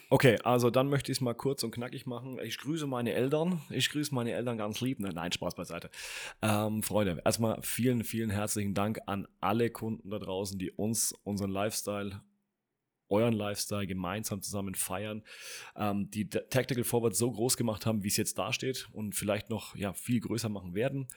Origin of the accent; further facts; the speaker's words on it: Franconia, Bavaria, Germany; Ich bin selber Franke, ja, es war ein Fauxpas, Entschuldigung. Äh, ich komme aus Franken